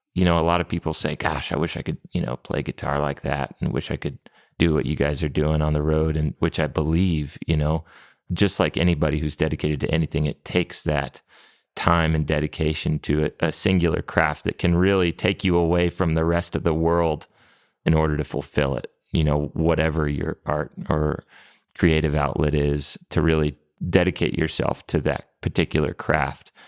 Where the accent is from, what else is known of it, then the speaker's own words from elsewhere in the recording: New Mexico, United States; growing up in New Mexico, there's a lot of bilingual people that we grew up around